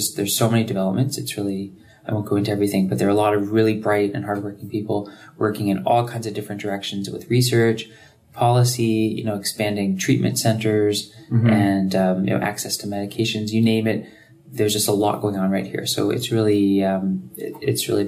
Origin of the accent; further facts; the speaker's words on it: Toronto, Ontario, Canada; moved away as an adult; now in Vancouver, Canada; I'm from Toronto. Grew up in High Park.